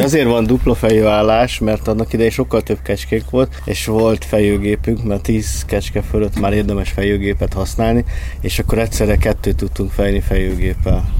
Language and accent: Hungarian; Budapest, Hungary; én Békás vagy Ellen nőttem fel a hetediken lakótelepen.